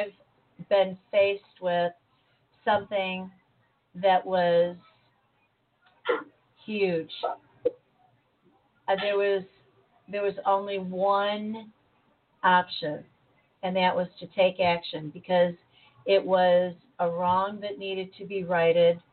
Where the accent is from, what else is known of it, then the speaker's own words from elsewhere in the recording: United States; I am an American. I was born here. I was raised here